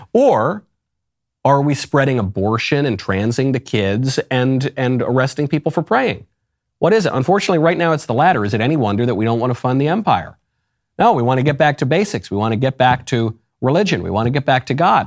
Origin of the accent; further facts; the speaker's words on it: United States; my family is Italian. I love Italy. I'm not gonna put an Italian flag in my handle because I'm an American